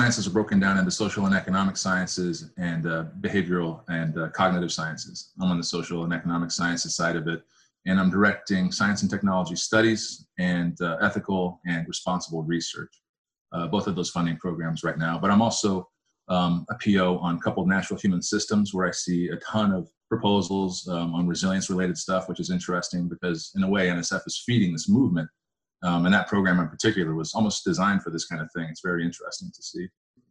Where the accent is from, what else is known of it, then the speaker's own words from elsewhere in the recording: Arizona, United States; also born or lived in Colorado / Oregon; Yeah, I grew up in Arizona in part. I grew up in the West, in Colorado, in Oregon, and in Arizona.